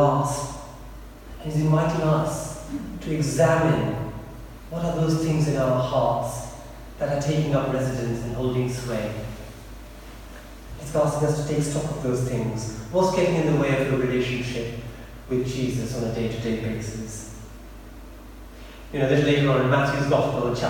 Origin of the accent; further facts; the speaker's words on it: India; also born or lived in Eastbourne; now in United Kingdom; when I was growing up in India, in this village, it was probably at least maybe 15 or 16 before we had mains power electricity